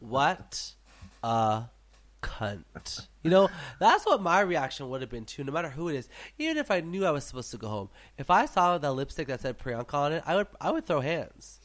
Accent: Canada; me as a Canadian

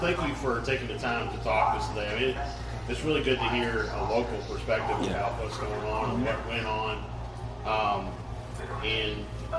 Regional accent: Kentucky, United States; we're from Kentucky, or I'm from Kentucky

